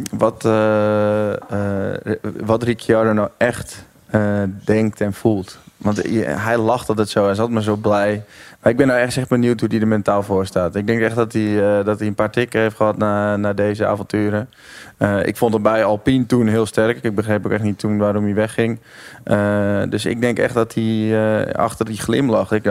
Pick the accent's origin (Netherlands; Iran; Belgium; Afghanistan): Netherlands; als Nederlander